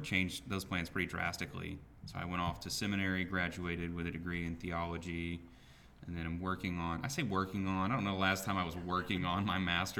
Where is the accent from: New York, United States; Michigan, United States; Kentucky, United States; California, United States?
Kentucky, United States; Southern; moved away; also born or lived in Georgia; I grew up in Southern Kentucky